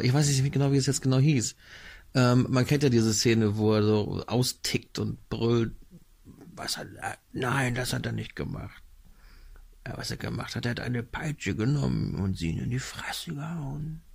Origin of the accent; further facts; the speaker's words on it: Northern Germany, Germany; Ich bin hier im Norden aufgewachsen